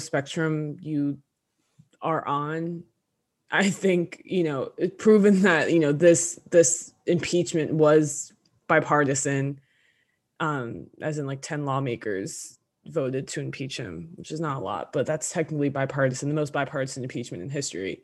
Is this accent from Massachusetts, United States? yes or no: no; New Jersey, United States; we're from North Jersey, we live thirty minutes outside New York City